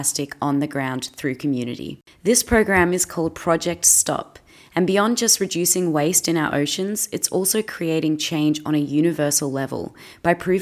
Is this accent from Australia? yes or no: yes; Australia; I'm an Aussie actress